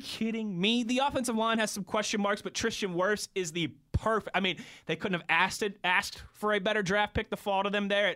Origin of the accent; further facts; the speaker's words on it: Pittsburgh, Pennsylvania, United States; moved away as an adult; also born or lived in West Virginia; I'm from Pittsburgh. I came to school here.